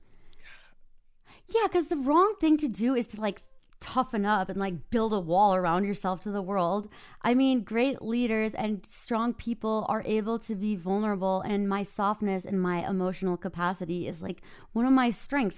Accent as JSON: {"language": "English", "region": "Minnesota", "country": "United States", "moved": "yes", "lives_now": "Park City, United States", "said": "I live in Park City, Utah. I'm originally from Minnesota."}